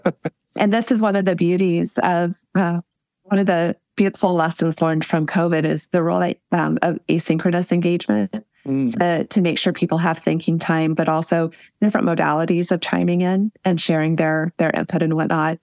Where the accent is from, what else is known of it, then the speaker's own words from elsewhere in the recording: Western Nebraska, United States; I grew up in Western Nebraska in a double wide trailer on a trailer park